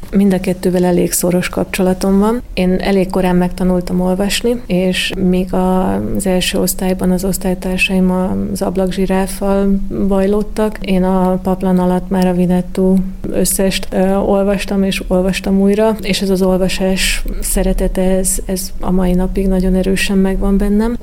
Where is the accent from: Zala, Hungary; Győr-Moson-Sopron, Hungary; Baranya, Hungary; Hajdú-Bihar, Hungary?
Zala, Hungary; Zalaegerszeg; also born or lived in Budapest; now in Danube Bend, Hungary; én Zalaegerszegen születtem